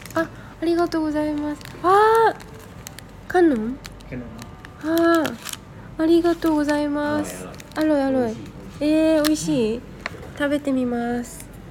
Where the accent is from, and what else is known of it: Japan; born or raised there; moved away as an adult; now in Thailand